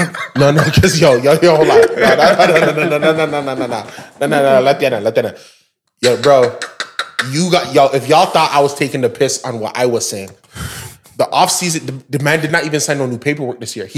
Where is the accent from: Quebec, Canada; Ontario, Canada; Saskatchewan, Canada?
Ontario, Canada; Brampton; as a young man like myself, growing up in Canada and Brampton